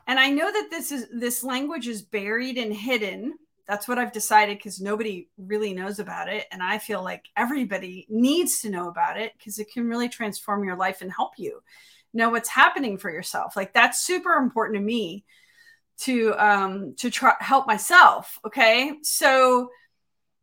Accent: Miami, Florida, United States; I grew up in Miami

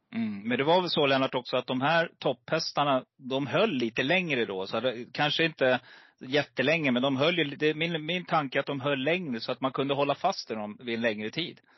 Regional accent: Stockholm, Stockholm County, Sweden; also born or lived in Gävle; Precis innan jag började årskurs ett så flyttade mamma och pappa till Stockholm

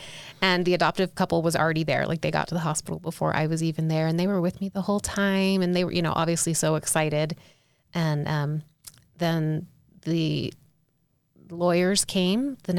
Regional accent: South Carolina, United States; I grew up LDS in South Carolina

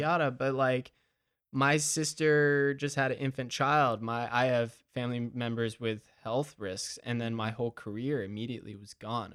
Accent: Madison, Georgia, United States; my hometown of Madison

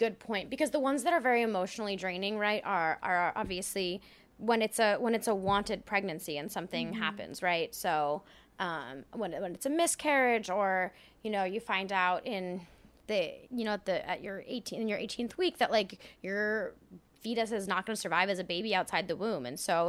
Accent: France; moved away; I grew up in France, actually.

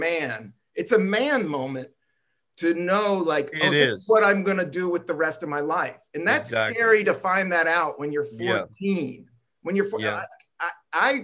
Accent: Buena Vista, Virginia, United States; born or raised there; also born or lived in Washington, D.C.

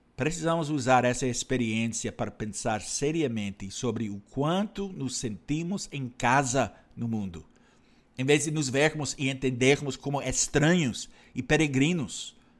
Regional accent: Canada; now in Brazil; no meu país natal, Canadá

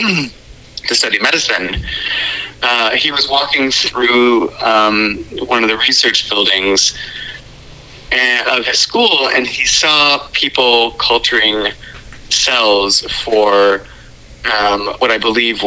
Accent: Louisville, Kentucky, United States; I grew up in Louisville, Kentucky

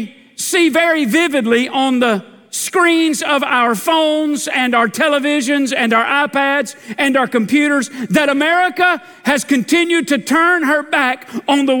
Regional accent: United States; I'm a red-blooded American man.

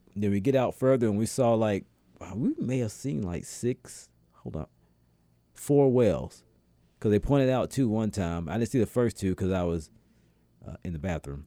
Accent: Atlanta, Georgia, United States; where I'm from in Atlanta

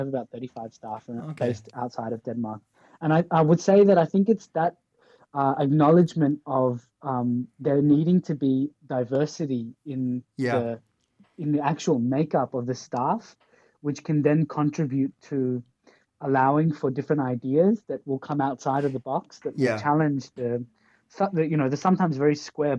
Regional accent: Pakistan; now in Australia; I'm from Australia, so I come from a colonized country in a way, but I'm a migrant from Pakistan along the way.

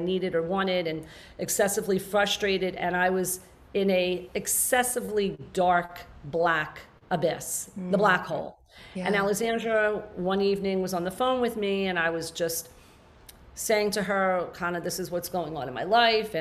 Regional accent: New Jersey, United States; I moved down to South Jersey, my hometown

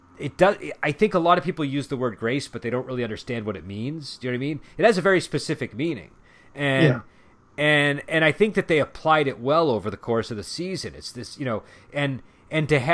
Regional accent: United States; As an American

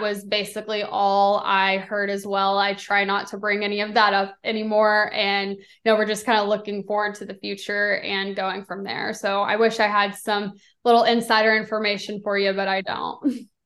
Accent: Texas, United States; I'm originally from Texas, so I grew up, you know, having tickets.

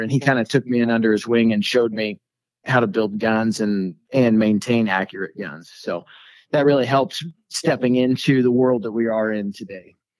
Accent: Colorado, United States; born and raised in Colorado

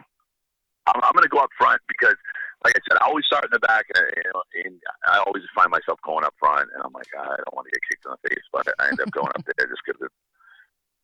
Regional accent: Northeast, United States; I'm from the Northeast

